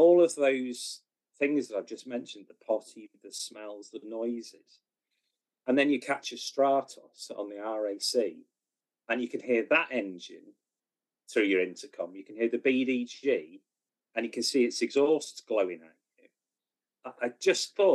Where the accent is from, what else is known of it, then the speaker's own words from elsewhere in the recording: Wales, United Kingdom; being a Welshman.